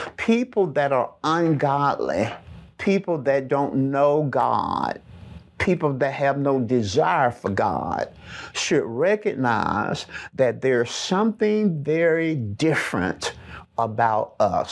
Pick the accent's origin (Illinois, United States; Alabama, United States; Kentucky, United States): Alabama, United States; Birmingham; accent: Southern; I'm from Birmingham, Alabama